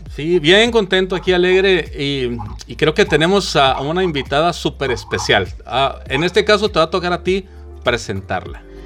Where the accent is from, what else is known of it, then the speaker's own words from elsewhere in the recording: Guadalajara, Jalisco, Mexico; now in United States; yo nací en Guadalajara, Jalisco, en México, y vivo en Estados Unidos